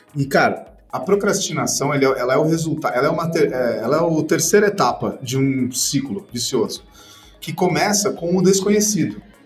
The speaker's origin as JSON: {"language": "Portuguese", "region": "São Paulo", "country": "Brazil", "said": "aqui em São Paulo, sou de São Paulo"}